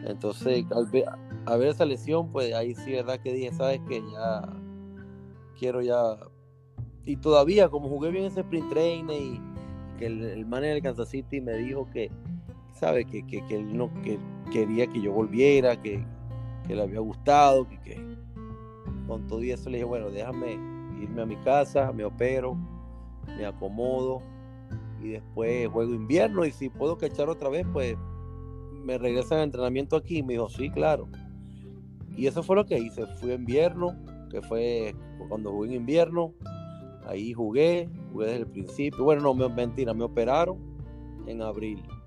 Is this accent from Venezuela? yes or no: yes; Venezuela; moved away; yo salí de Venezuela mucho tiempo